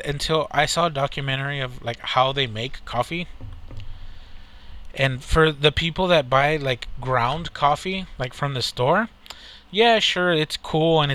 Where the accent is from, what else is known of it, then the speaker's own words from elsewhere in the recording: United States; I'm an American